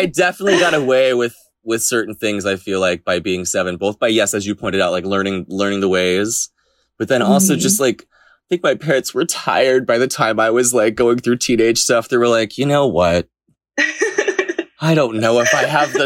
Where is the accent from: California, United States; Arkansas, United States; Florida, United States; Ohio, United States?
Florida, United States; now in New York, United States; that's where I was raised